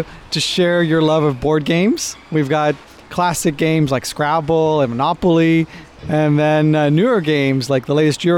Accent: United States; accent: American; also born or lived in Israel; now in United Kingdom; Way before I moved here, as you can tell by my accent, I'm American, Israeli-American.

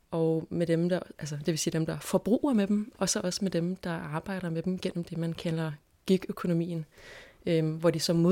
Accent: Indonesia; Jamen, jeg er vokset op i Indonesien gennem 90'erne.

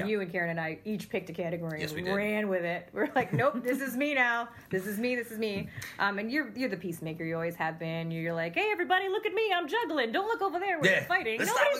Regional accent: Utica, New York, United States; when you grew up in Utica

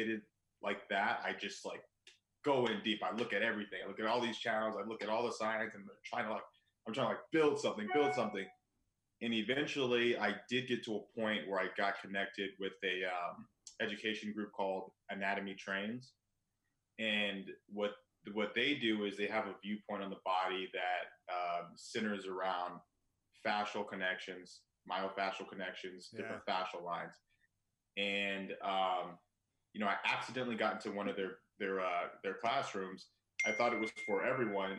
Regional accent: Claremont, California, United States; moved away as an adult; also born or lived in Ohio; now in Chicago, United States; I'm originally from California.

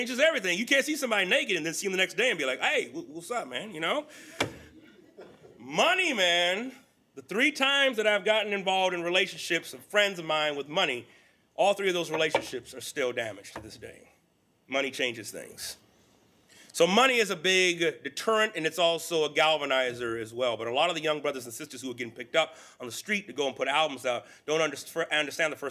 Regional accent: Central Valley of California, United States; also born or lived in Texas; I grew up in the Central Valley of California.

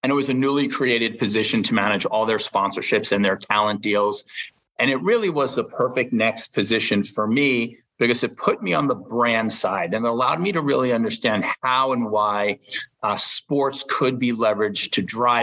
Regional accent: Long Island, New York, United States; I grew up in Long Island

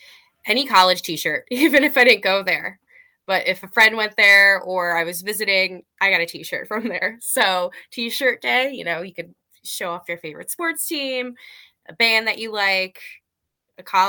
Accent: East Coast, United States; we're from the East Coast

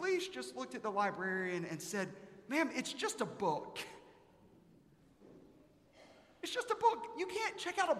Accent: South Carolina, United States; I'm from South Carolina.

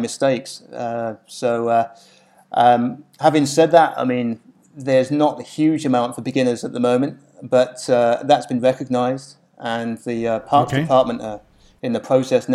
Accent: United Kingdom; moved away as an adult; now in Hong Kong; I'm from the UK

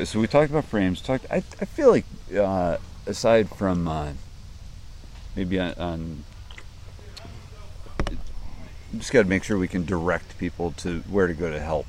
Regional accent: New England, United States; I'm from New England.

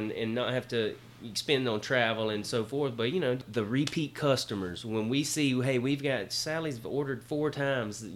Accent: Pitts, Georgia, United States; I'm from Pitts

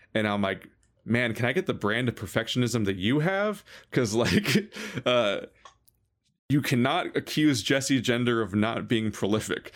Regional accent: United States; as an American

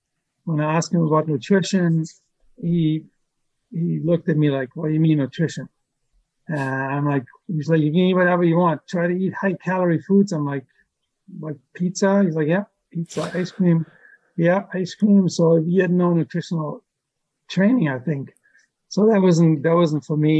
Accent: Germany; moved away as an adult; From Germany.

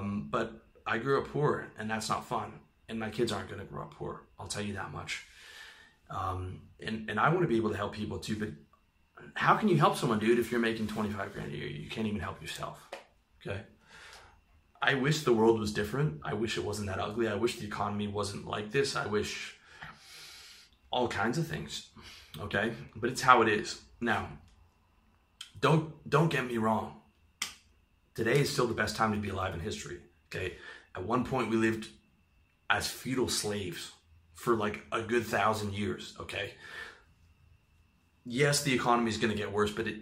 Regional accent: Canada; I'm from Canada

